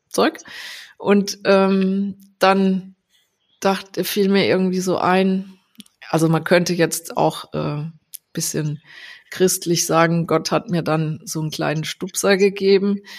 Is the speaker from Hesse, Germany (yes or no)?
no; Landau, Rhineland-Palatinate, Germany; Also ich, ähm, also ich komme ursprünglich aus Rheinland-Pfalz, aus Landau